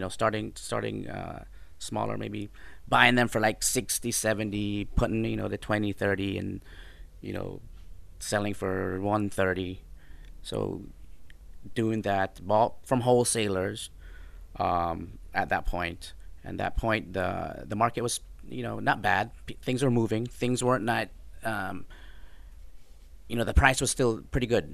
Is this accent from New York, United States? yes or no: no; Florida, United States; moved away as an adult; also born or lived in Jamaica / Colorado; now in Houston, United States; I grew up in Florida